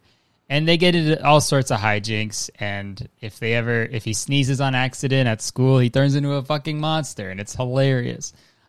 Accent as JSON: {"language": "English", "country": "Canada", "said": "So we're both Canadian."}